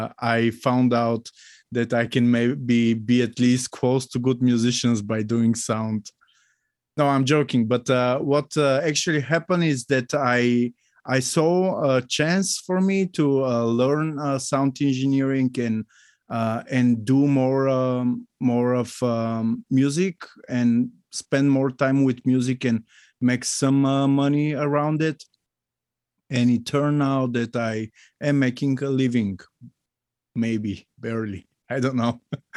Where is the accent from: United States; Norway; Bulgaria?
Bulgaria; So hi, once more. … from Bulgaria, as Steve mentioned already.